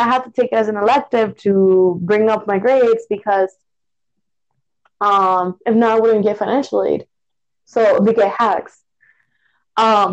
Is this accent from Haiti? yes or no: no; Puerto Rico; moved away; I grew up in Puerto Rico. We have a different academic system.